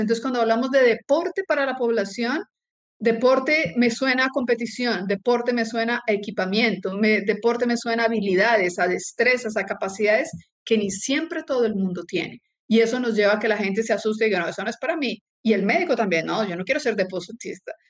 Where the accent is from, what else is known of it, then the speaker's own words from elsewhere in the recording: Colombia; moved away as an adult; also born or lived in Brazil; now in Chile; Soy colombiana, nací en Colombia, estudié medicina en Colombia, después me fui a Brasil, tengo la nacionalidad brasilera y hace siete años estoy viviendo en Chile.